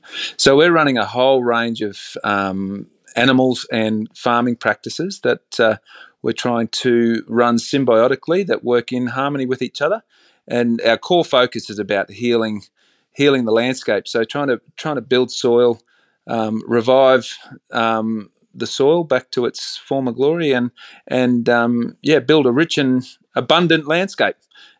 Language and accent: English; Bundaberg, Queensland, Australia; Look, I grew up in a town called Bundaberg, sort of central coastal Queensland, and we had a very simple life.